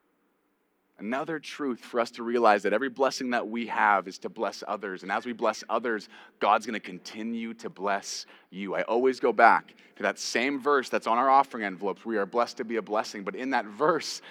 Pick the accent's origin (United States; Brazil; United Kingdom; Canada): Canada; I'm Canadian